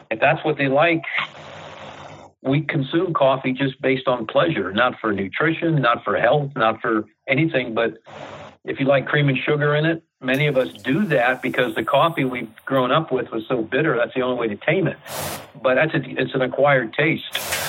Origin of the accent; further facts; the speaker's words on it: Mercer, Pennsylvania, United States; now in Ohio, United States; I grew up near Mercer, Pennsylvania, up in the northwest area.